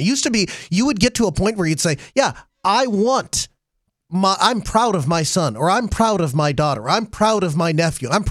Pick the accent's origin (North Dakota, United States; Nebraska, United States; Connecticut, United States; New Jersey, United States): North Dakota, United States; Grand Forks; I was born here in Grand Forks